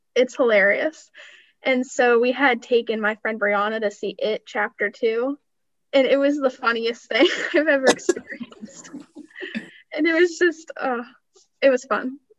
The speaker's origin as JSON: {"language": "English", "town": "Sharon", "region": "Pennsylvania", "country": "United States", "tie": "born or raised there", "said": "I grew up here, I, I'm from Sharon"}